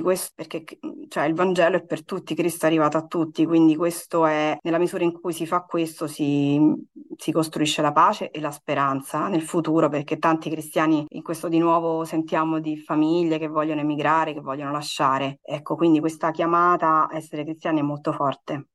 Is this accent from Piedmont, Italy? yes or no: no; Rome, Lazio, Italy; moved away as an adult; now in Nazareth, Israel; Io vengo da Roma